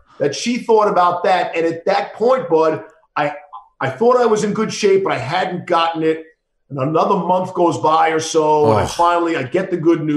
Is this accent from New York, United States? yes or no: yes; New York City, New York, United States; I grew up with him in Queens